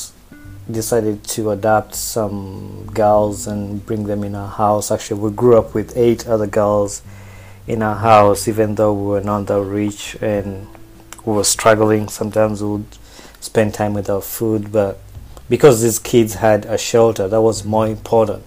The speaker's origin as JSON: {"language": "English", "town": "Wakiso", "region": "Central Region", "country": "Uganda", "tie": "born or raised there", "also_born_or_lived": "Kampala, Uganda", "moved": "yes", "said": "I also grew up in Wakiso. Wakiso is like 10 miles away from Kampala"}